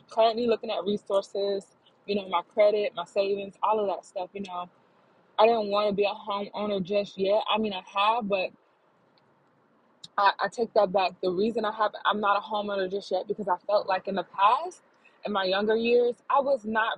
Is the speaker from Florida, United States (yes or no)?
yes; Florida, United States; I'm based out of Florida. I was born and raised in Florida.